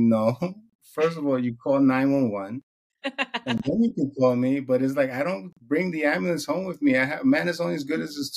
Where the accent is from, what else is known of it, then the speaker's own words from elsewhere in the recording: New York City, New York, United States; I grew up in New York City. I grew up playing in the street